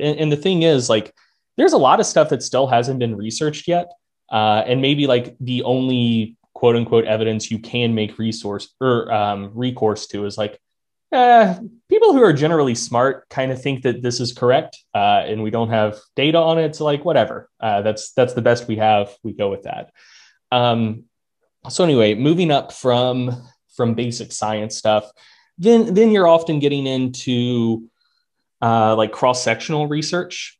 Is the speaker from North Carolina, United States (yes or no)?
yes; North Carolina, United States; I'm from North Carolina